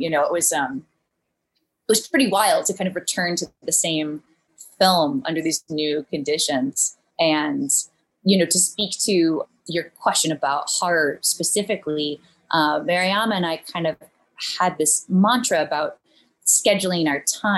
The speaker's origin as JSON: {"language": "English", "town": "Charlottesville", "region": "Virginia", "country": "United States", "also_born_or_lived": "New Orleans", "moved": "as an adult", "lives_now": "New York, United States", "said": "I'm from Charlottesville, Virginia"}